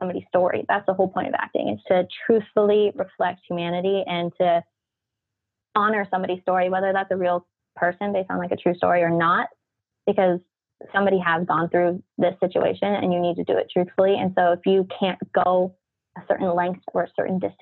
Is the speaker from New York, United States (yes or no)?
no; Orange County, California, United States; I'm from Orange County, California